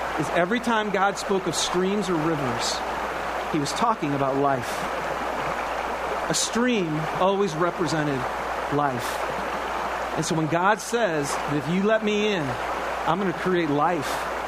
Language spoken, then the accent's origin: English; Michigan, United States; Now, I grew up in Michigan. We didn't have the Great Salt Lake, but we had lots of swamps.